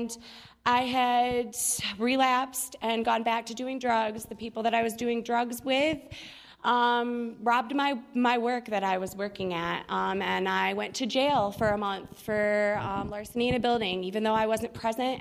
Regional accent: Galesburg, Michigan, United States; I'm from Kalamazoo, Michigan, actually a little town next to Kalamazoo called Galesburg

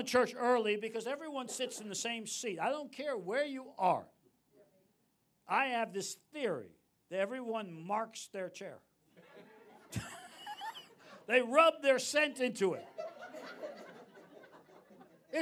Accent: New York City, New York, United States; I grew up in New York City, my dad was prominent

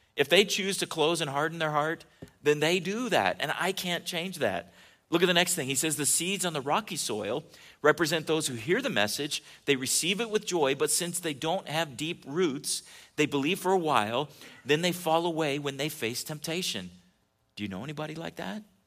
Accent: California, United States; moved away; when I was a kid growing up in California

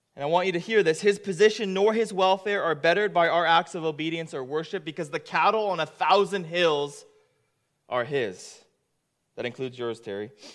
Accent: Japan; now in Canada; I am from Japan, but I'm a proud Canadian

